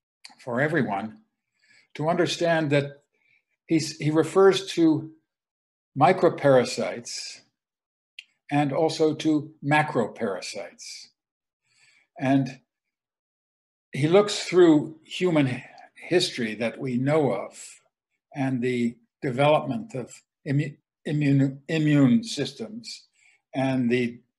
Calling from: Ann Arbor, Michigan, United States; I'm speaking from Ann Arbor, Michigan, near to Canada

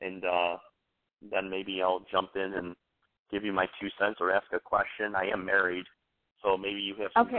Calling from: New York, United States; Hey, this is … out of New York State.

